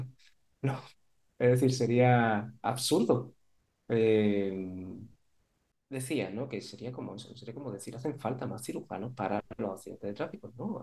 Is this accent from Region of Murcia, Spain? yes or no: no; Córdoba, Andalusia, Spain; moved away as an adult; also born or lived in Málaga; yo soy de Córdoba